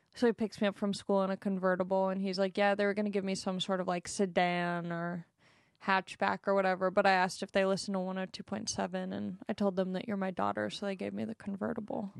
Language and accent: English; Long Beach, California, United States; I'm from Long Beach.